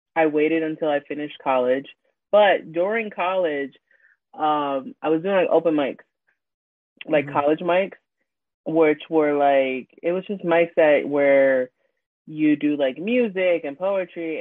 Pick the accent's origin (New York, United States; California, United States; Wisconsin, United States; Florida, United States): New York, United States; New York City; I am from Queens, New York, born and raised